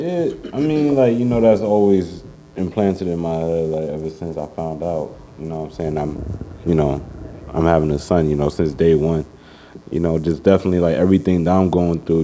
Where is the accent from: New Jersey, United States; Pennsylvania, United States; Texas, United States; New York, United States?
New York, United States; New York City; I grew up on Uptown Bronx Gun Hill